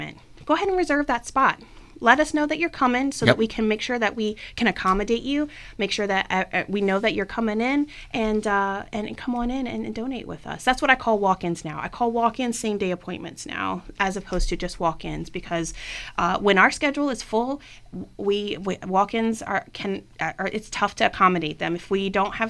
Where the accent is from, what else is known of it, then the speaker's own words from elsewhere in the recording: Richmond, Virginia, United States; I have lived in Northern Virginia and I am from Richmond as well